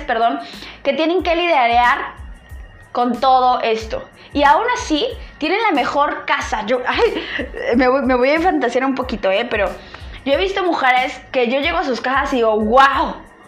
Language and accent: Spanish; State of Mexico, Mexico; yo soy nacida en el Estado de México, estudié hasta la preparatoria en el Estado de México